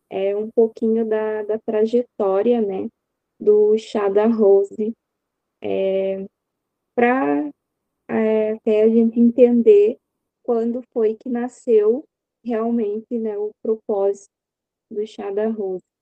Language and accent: Portuguese; São Borja, Rio Grande do Sul, Brazil; é, eu sou gaúcha, né? É, aqui da cidade de São Borja. É, São Borja é uma cidade fronteiriça com a Santo Tomé, Argentina. E eu sou natural daqui e é onde eu vivo até